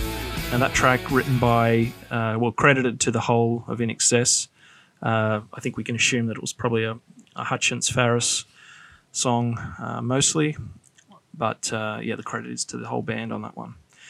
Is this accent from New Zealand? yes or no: no; Australia